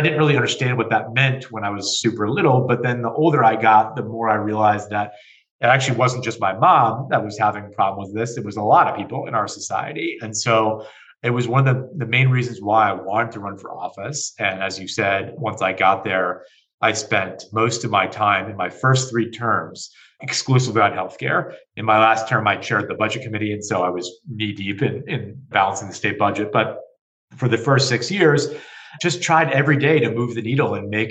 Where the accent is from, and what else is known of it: Connecticut, United States; born or raised there